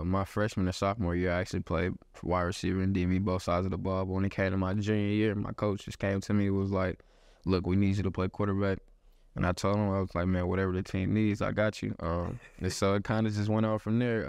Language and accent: English; Houston, Texas, United States; moved away; born, born and raised in Houston, Texas